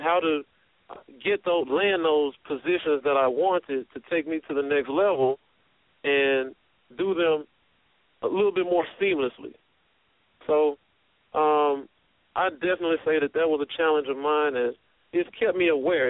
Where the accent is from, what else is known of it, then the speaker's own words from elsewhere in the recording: Memphis, Tennessee, United States; moved away; Born and raised in Memphis, Tennessee